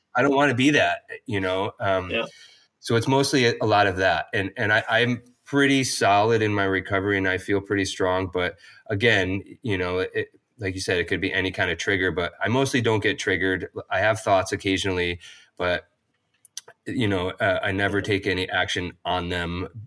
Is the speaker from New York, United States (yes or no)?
yes; upstate New York, United States; also born or lived in Long Beach / Portland, Oregon; now in Santa Cruz, United States; growing up in upstate New York, fairly close to Vermont